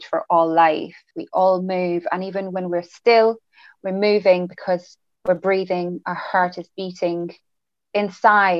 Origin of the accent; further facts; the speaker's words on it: France; English is a second language; moved away as an adult; also born or lived in England; So I'm actually from France. I grew up in France up till the age of 18.